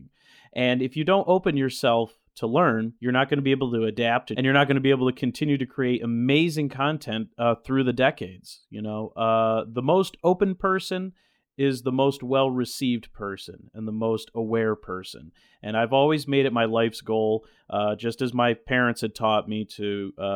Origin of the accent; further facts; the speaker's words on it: central New York, United States; moved away as an adult; also born or lived in Syracuse, New York; now in Los Angeles, United States; I'm originally from New York State. I was born and raised in a central New York town, right off of the southern coast of Lake Ontario